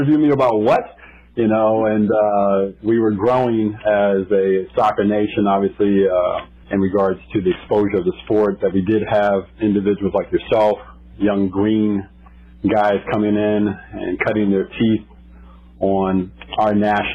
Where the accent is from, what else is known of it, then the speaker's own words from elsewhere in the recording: Columbia, Maryland, United States; also born or lived in Washington, D.C.; I grew up in an area just outside of D.C. in my high school years in Columbia, Maryland.